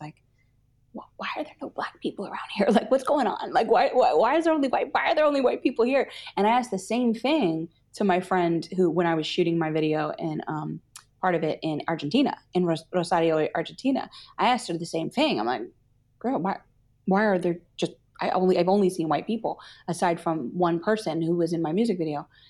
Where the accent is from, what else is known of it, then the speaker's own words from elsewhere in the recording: New Jersey, United States; I grew up in New Jersey